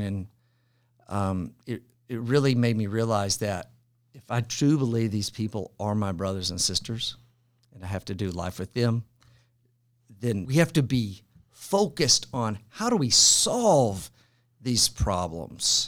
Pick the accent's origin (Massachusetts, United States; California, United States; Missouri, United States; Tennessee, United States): Tennessee, United States; Franklin; also born or lived in Madrid / Abilene; I am one of the rare folks from Franklin, Tennessee. I was born and raised here. and I live here now.